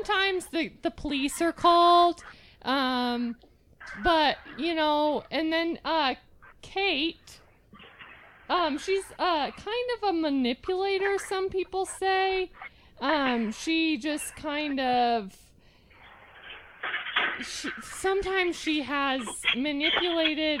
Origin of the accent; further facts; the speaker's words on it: Hyrum, Utah, United States; that's where we're from. We're from Hiram, Utah